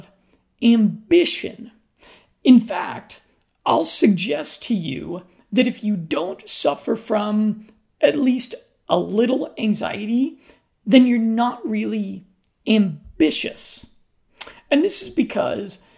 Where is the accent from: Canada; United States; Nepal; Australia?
United States; Colorado; moved away; I'm from Colorado in the United States.